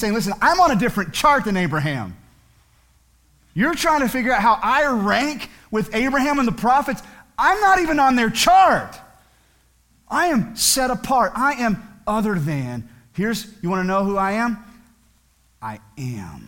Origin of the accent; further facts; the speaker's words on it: United States; as American citizens